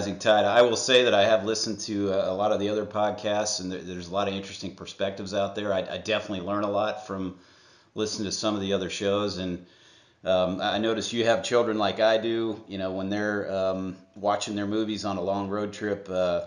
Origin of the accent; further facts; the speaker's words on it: Atlanta, Georgia, United States; also born or lived in Ohio; I am from Atlanta, Georgia.